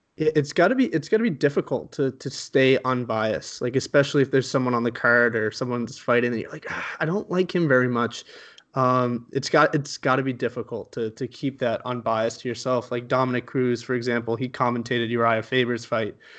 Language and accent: English; Canada; I'm from Canada